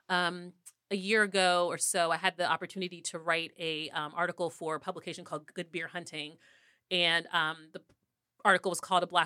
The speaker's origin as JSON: {"language": "English", "town": "Durham", "region": "North Carolina", "country": "United States", "said": "And I'm from Durham."}